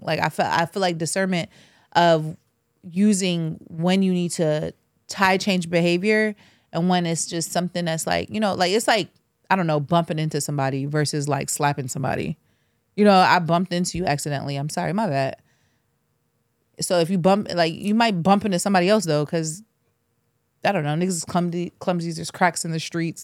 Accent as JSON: {"language": "English", "country": "Jamaica", "said": "I'm Jamaican."}